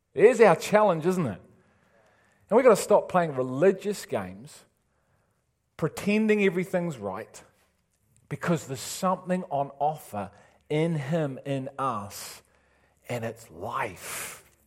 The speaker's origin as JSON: {"language": "English", "town": "Liverpool", "region": "North West England", "country": "United Kingdom", "moved": "yes", "said": "I'm from Liverpool"}